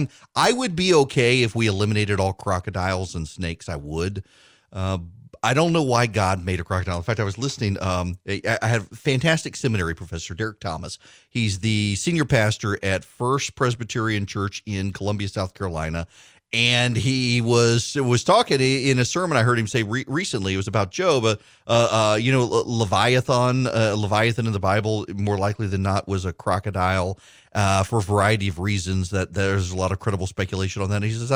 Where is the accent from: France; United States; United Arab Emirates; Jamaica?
United Arab Emirates; Dubai; I've never been, honestly. I grew up in Dubai. We were in the desert. We didn't go hunting.